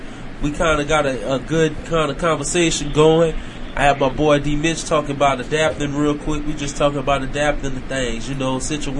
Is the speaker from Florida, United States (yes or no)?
no; Gonzales, Louisiana, United States; also born or lived in Fort Worth, Texas; now in Houston, United States; being from Gonzalez and living in Killer.